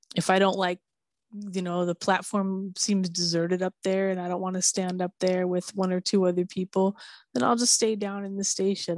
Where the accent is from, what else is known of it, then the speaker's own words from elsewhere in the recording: Minneapolis, Minnesota, United States; now in California, United States; I grew up in snow country